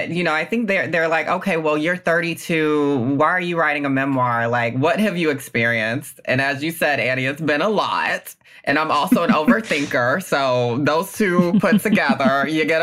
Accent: Southern United States, United States; it's about my experience growing up in the South with a lot of traditionalism. I come from a very kind of classic Black Southern family um, middle class.

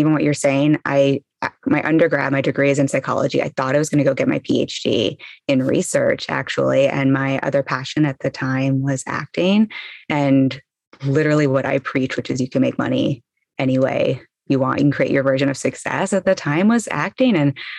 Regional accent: England, United Kingdom; born there; also born or lived in South Florida / Los Angeles; now in Brooklyn, United States; I was born in England, then moved to South Florida, went to college there, and then spent 10 years in Los Angeles

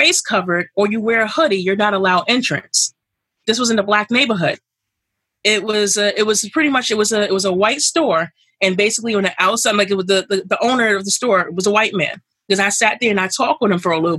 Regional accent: New York City, New York, United States; I grew up here in Brooklyn all my life

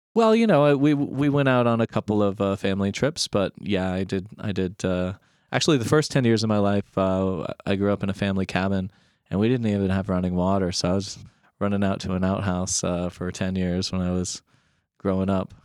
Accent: Alaska, United States; moved away as an adult; also born or lived in East Coast; I'm originally from Alaska

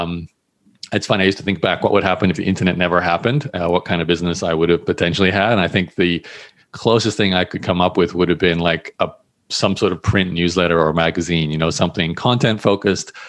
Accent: Australia; I grew up in Australia

